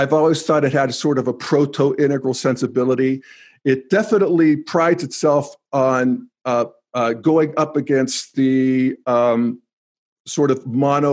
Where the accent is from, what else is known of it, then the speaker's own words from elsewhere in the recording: United States; moved away as an adult; also born or lived in Youngstown, Ohio / Pittsburgh, Pennsylvania / Denver, Colorado; When I grew up in Youngstown in Pittsburgh